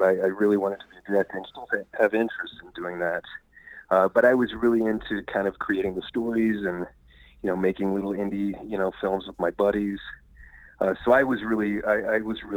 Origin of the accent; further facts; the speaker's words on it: Indiana, United States; also born or lived in Kentucky / Nashville, Tennessee; now in Los Angeles, United States; I grew up in Indiana, lived in Kentucky for quite some time, moved to Nashville, and then I ended up in Los Angeles about 10 years ago